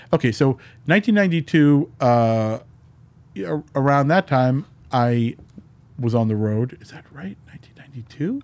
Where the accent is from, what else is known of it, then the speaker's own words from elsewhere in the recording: New York, United States; moved away; also born or lived in New Jersey; when I grew up in New York